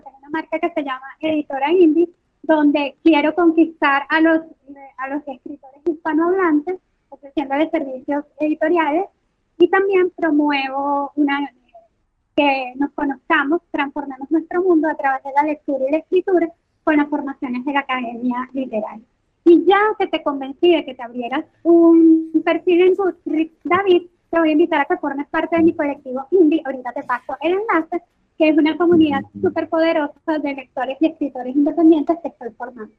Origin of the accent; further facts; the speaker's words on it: Venezuela; accent: costeño, caraqueño; moved away; Venezuela, que es de donde yo soy